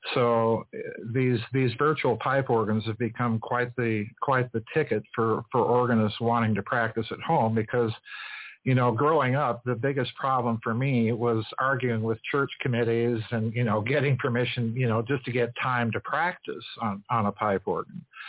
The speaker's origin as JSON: {"language": "English", "town": "Sioux Falls", "region": "South Dakota", "country": "United States", "tie": "born or raised there", "said": "I grew up in the Methodist, old Methodist Episcopal Church in Sioux Falls, South Dakota"}